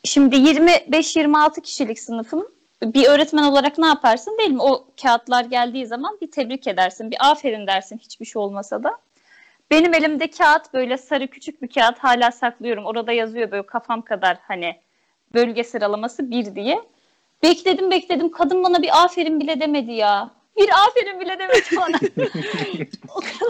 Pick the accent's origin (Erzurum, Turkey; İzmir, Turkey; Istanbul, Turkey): Erzurum, Turkey; moved away as an adult; also born or lived in Ankara; ben Erzurumluyum. E, ilkokul öğretmenim de Erzurum'daydı.